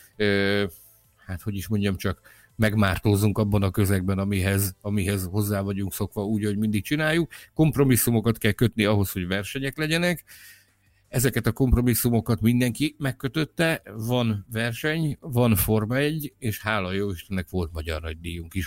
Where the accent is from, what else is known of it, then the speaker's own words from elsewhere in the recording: Hungary; mi magyarok